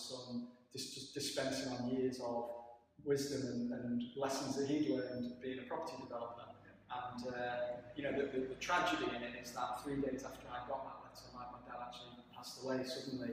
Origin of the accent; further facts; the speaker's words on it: Woodford, North West England, United Kingdom; moved away as an adult; I grew up in the Northwest in Cheshire, just south of Manchester, a place called Woodford near Stockport